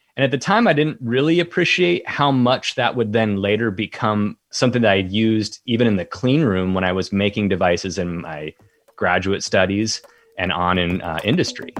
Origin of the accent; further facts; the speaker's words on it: Colorado, United States; I grew up in Colorado